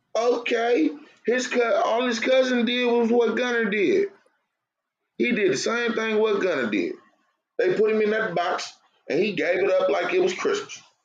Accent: California, United States; I'm from Cali too

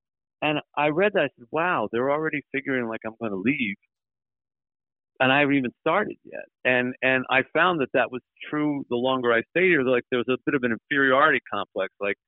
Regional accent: the East, United States; now in Michigan, United States; I grew up in the East

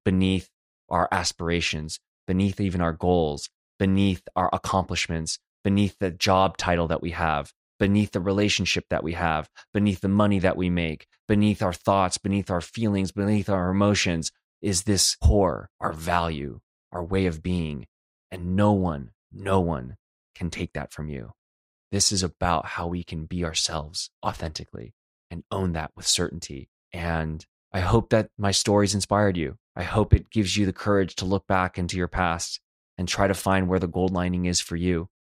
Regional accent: Los Angeles, California, United States; moved away as an adult; now in Detroit, United States; I'm from Los Angeles

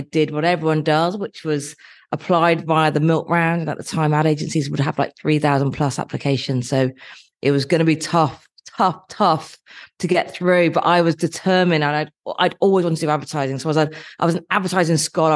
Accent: Dorset, South West England, United Kingdom; moved away as an adult; also born or lived in Nottingham; I grew up in Dorset

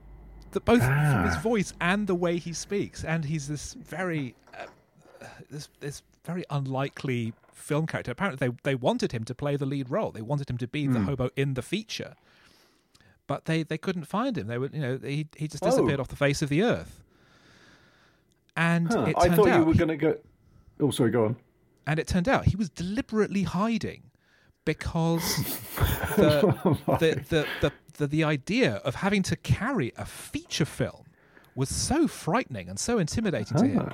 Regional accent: South East England, United Kingdom; it's exactly like how the Daily Mail recently described my hometown in a recent article.

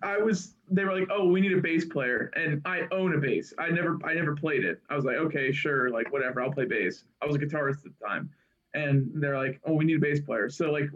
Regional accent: Pittsburgh, Pennsylvania, United States; We are from Pittsburgh.

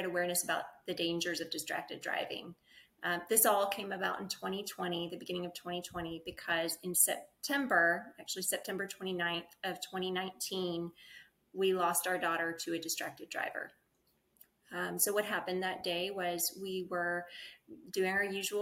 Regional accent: Mississippi, United States; moved away as an adult; now in Round Rock, United States; I'm actually from Mississippi. Born and raised there, went to Ole Miss.

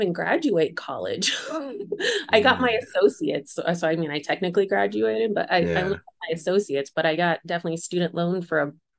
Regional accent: Arizona, United States; also born or lived in Oklahoma / Phoenix, Arizona; So I was born technically in Phoenix, lived in Oklahoma for like 5 years, and then went back to Arizona and was raised there.

